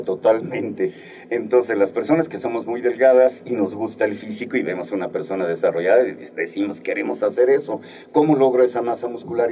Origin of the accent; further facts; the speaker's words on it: Guerrero, Mexico; moved away; Yo soy del estado de Guerrero y desde que vivía en mi pueblo natal, igual a Guerrero, uno de los pueblos más famosos desafortunadamente ahorita en México